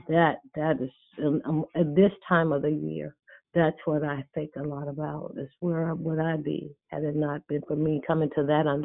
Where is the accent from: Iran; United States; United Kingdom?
United States; Mississippi; growing up in the South, and I really mean the real South, not Southern California, but Mississippi, which is actually where I'm at right now.